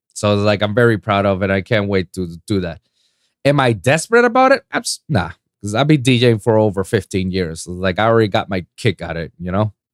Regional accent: Puerto Rico; moved away; my hometown in Puerto Rico

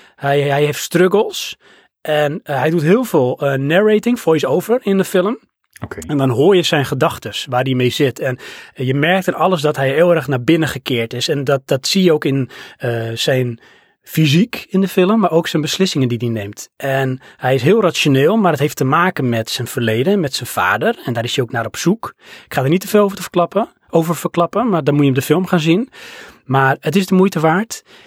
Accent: Netherlands; zijn we Hollanders

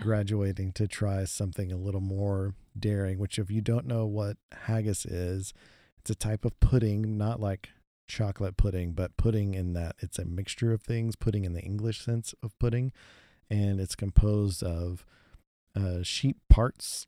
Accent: Texas, United States; we're from Texas

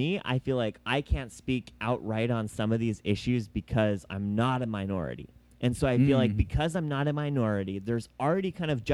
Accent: United States

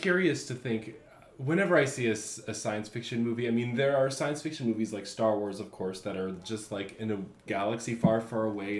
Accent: Midwest, United States; I'm from the Midwest

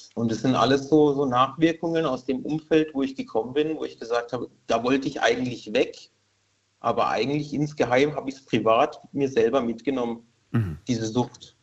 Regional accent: Karlsruhe, Baden-Württemberg, Germany; moved away as an adult; now in Rülzheim, Germany; aufgewachsen in Karlsruhe, groß geworden

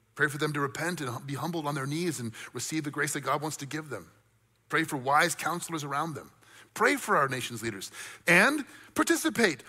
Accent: United States; I love being an American. I'm grateful that I'm an American

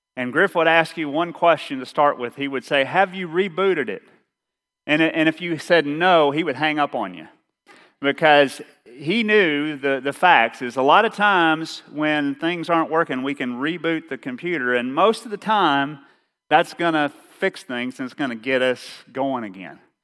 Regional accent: Eastern Kentucky, United States; accent: Eastern Kentucky; my Eastern Kentucky accent

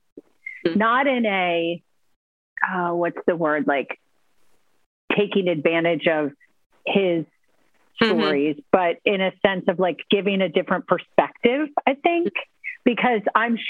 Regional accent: Cincinnati, Ohio, United States; I grew up in Cincinnati.

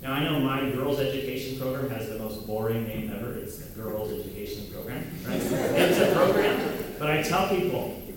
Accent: United States; I'm this white, American, Protestant, Christian, male, heterosexual boy

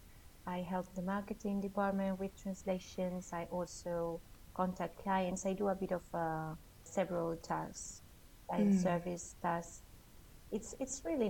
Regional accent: Valencia, Valencian Community, Spain; first language Spanish; English is a second language; now in Sint-Niklaas, Belgium; I'm originally from Valencia in Spain

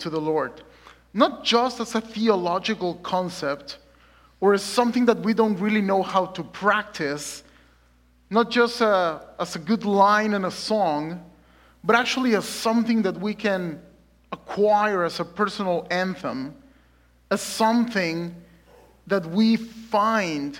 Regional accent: Mexico City, Mexico; moved away as an adult; also born or lived in South Dakota; now in Lynnwood, United States; I'm originally born and raised in Mexico City. And I came in 2017 just to study seminary

